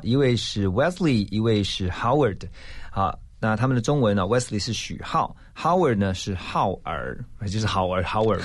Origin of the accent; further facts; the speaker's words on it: Taiwan; 是土生土长的，我们的台湾人嘛